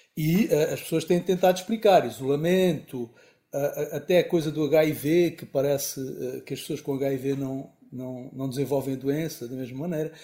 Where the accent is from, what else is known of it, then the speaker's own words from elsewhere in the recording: Angola; also born or lived in Lisbon, Portugal; sou angolano